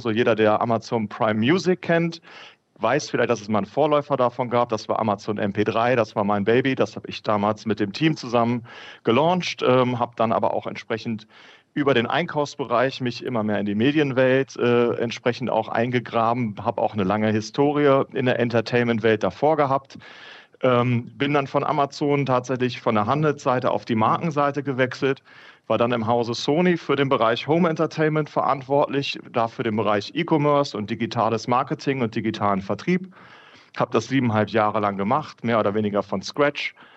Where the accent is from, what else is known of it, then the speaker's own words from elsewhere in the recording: North Rhine-Westphalia, Germany; bin gebürtiger Ostwestfale